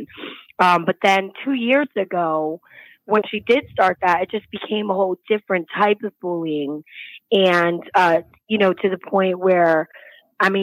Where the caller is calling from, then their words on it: Florida, United States; I'm calling from Florida